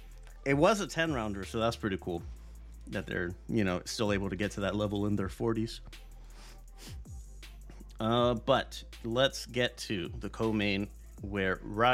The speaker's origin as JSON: {"language": "English", "town": "Phoenix", "region": "Arizona", "country": "United States", "tie": "born or raised there", "said": "growing up in Phoenix, there's not a whole lot of Polish people here."}